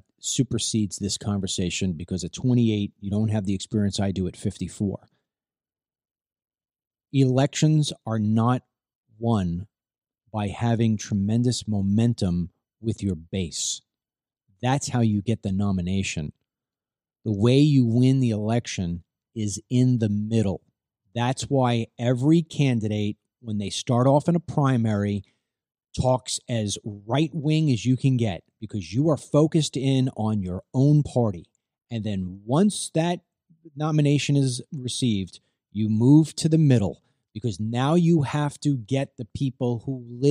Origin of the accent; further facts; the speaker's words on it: South Carolina, United States; and then South Carolina, my home state, is going to bring it home.